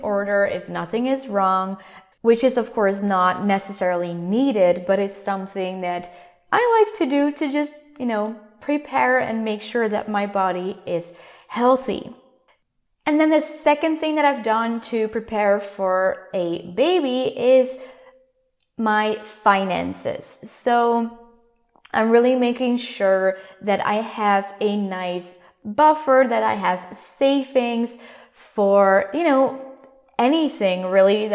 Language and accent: English; Netherlands; first language Dutch; English is a second language; I come from the Netherlands